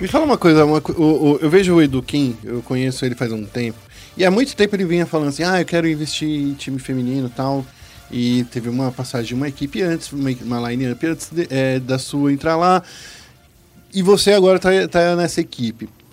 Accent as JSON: {"language": "Portuguese", "region": "São Paulo", "country": "Brazil", "tie": "born or raised there", "also_born_or_lived": "Campo Limpo, São Paulo", "said": "Eu nasci no Capão Redondo."}